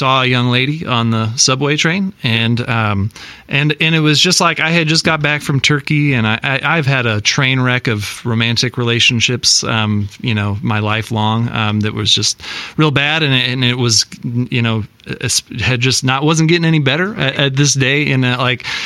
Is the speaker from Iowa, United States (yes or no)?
yes; Iowa, United States; moved away as an adult; also born or lived in New York City; I'm from Iowa